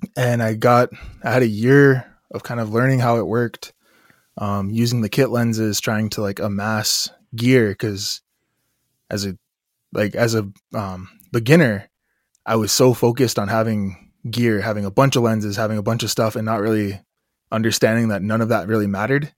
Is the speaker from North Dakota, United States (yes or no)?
yes; Standing Rock Nation, Long Soldier District, North Dakota, United States; I come from the Standing Rock Nation. Specifically, I come from Long Soldier District